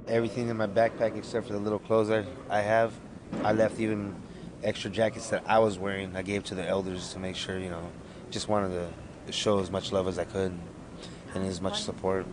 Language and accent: English; Arapaho Nation, Wind River, Wyoming, United States; now in Los Angeles, United States; from Arapahoe Nation, Wind River